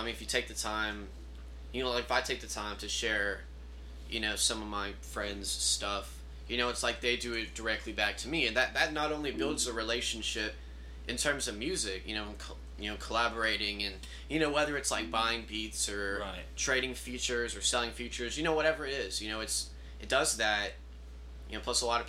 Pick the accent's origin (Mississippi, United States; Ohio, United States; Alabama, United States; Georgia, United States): Alabama, United States; Mobile; moved away; I'm from Mobile, Alabama.